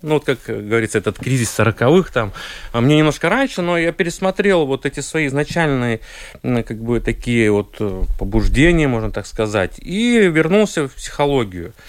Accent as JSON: {"language": "Russian", "town": "Liepāja", "country": "Latvia", "tie": "born or raised there", "also_born_or_lived": "Saint Petersburg, Russia", "said": "хоть я родился в Питере, но, но достаточно быстро, ну, два или три года мне было, мы переехали в Латвию"}